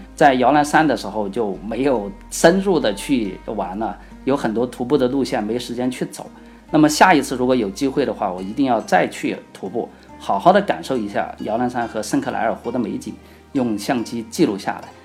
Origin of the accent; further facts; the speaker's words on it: Sichuan, China; accent: Sichuanese; 用我们四川话来说的话